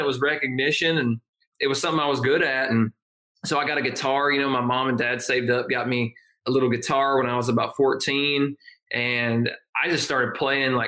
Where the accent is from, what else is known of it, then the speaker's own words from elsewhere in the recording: Northeast Georgia, United States; I grew up in a tiny little mountain town, Northeast Georgia, which is about an hour northeast of Athens, 2 hours north of Atlanta.